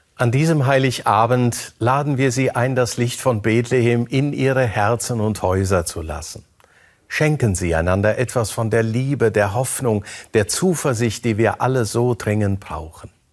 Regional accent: Germany; hier bei uns in Deutschland

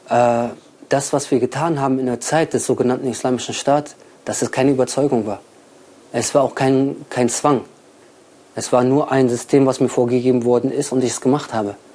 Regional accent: Germany; moved away as an adult; geboren am 18.02.89, geboren in Deutschland. Ursprünglich bin ich aus Algerien, aber wie gesagt bin ich geboren und aufgewachsen in Deutschland.

